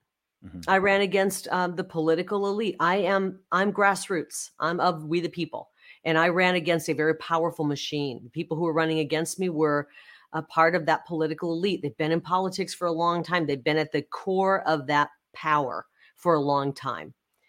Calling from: Arizona, United States; especially when you look at Arizona, and I'm speaking from Arizona

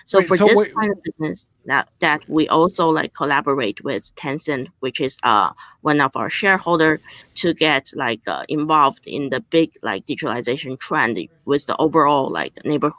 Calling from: Beijing, China; I'm joining you from Beijing, so it's midnight here

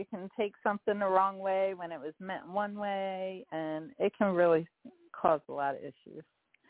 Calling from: Dallas, Texas, United States; I'm calling from Dallas, Texas, actually.

